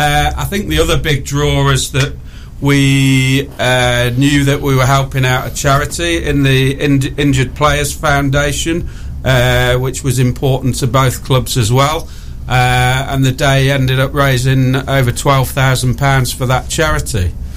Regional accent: Tynemouth, North East England, United Kingdom; I'm actually a Geordie lad by birth.

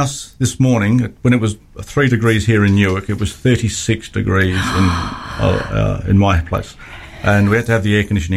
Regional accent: Australia; I'm the Australian one

